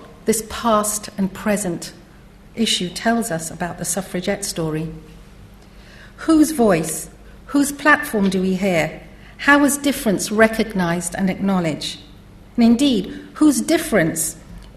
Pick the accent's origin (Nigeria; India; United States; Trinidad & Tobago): Trinidad & Tobago; moved away as an adult; now in United Kingdom; ever since I came to Britain in the 1970s as a young woman from Trinidad.